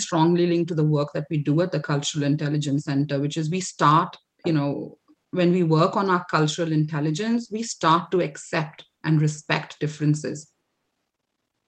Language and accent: English; India; moved away as an adult; also born or lived in Canada; now in United Kingdom; born and brought up in India. You know, I lived 25 years of my life there